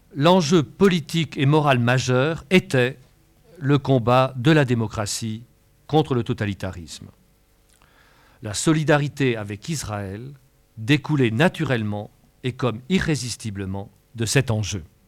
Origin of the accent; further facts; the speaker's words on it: France; Je ne suis pas seulement un Européen, je suis français